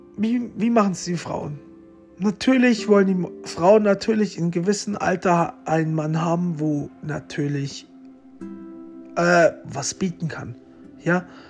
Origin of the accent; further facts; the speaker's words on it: Romania; moved away; mein Geburtsort ist im Vulkan in Rumänien